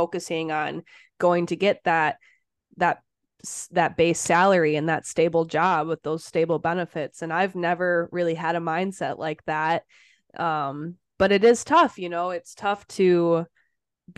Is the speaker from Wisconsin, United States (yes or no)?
yes; Wisconsin, United States; moved away as an adult; I lived in Wisconsin my whole life. It's all I knew, was being an hour away from my hometown